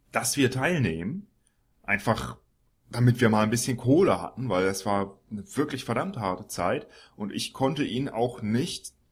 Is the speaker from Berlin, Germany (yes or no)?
no; Görlitz, Saxony, Germany; sondern wir kommen eigentlich aus Görlitz im Osten. Da sind wir aufgewachsen.